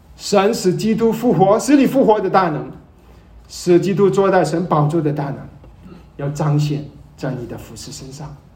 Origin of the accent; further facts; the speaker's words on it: Malaysia; 我是马来西亚人，马来西亚生长，从来没回过祖国